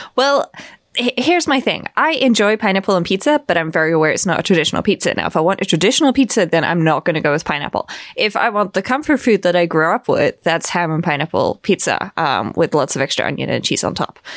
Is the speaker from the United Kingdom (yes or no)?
yes; Bristol, South West England, United Kingdom; moved away as an adult; now in Vienna, Austria; I was born in Bristol